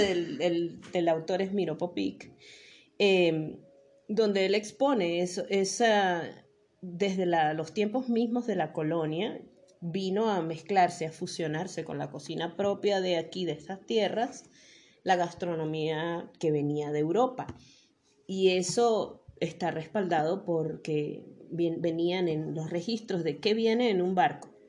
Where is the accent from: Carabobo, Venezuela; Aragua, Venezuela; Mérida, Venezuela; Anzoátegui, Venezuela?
Mérida, Venezuela; todos los merideños somos italianos